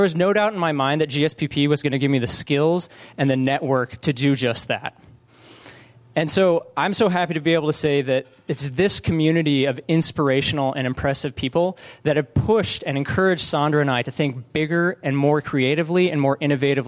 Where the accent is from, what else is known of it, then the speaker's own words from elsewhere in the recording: Colorado, United States; moved away as an adult; now in California, United States; growing up in Colorado.